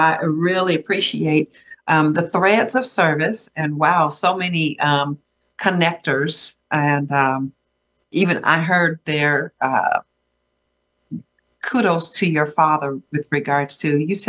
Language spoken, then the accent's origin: English; San Diego, California, United States; shout out to Emerald Hills, where I grew up.